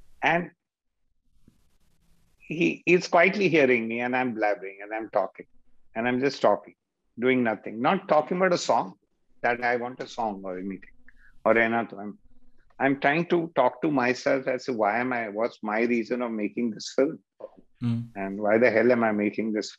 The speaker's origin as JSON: {"language": "English", "region": "Delhi", "country": "India", "tie": "born or raised there", "said": "That's where I grew up in Old Delhi"}